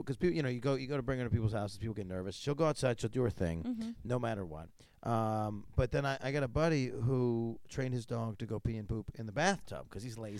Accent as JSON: {"language": "English", "region": "New York", "country": "United States", "said": "I'm from New York State."}